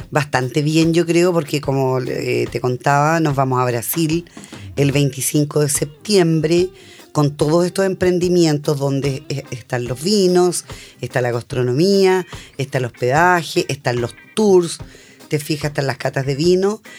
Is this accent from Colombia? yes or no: no; Guarilihue, Ñuble, Chile; yo soy de Guarilihue, eh, bueno, me reencontré con todos mis amigos de esa época